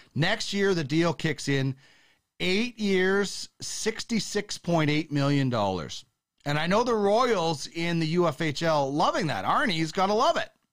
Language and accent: English; Brandon, Manitoba, Canada; I grew up in Manitoba